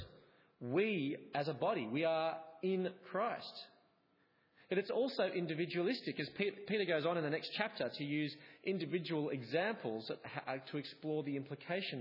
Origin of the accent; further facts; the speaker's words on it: Australia; also born or lived in England; I was an Australian living in England. My difference was rooted in my identity of being Australian